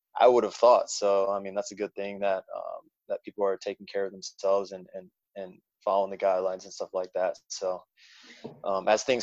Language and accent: English; South Haven, Michigan, United States; also born or lived in Pittsburgh, Pennsylvania; I was born in Pittsburgh, Pennsylvania. My family moved shortly after to South Haven, Michigan, where I grew up in Michigan, southwest part of Michigan